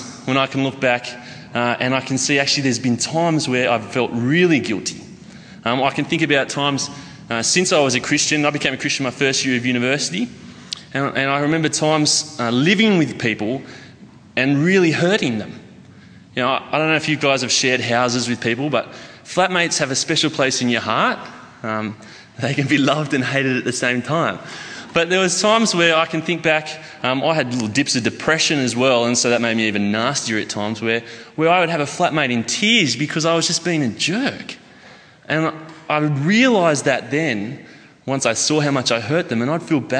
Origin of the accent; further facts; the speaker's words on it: Armidale, New South Wales, Australia; moved away as an adult; I moved down here from Armidale, which is a place about 6 hours north. Generally people know it either for the university or for being a really cold spot that you've stopped on your way to Brisbane or something. Well, so I grew up there, spent about the last 30 years there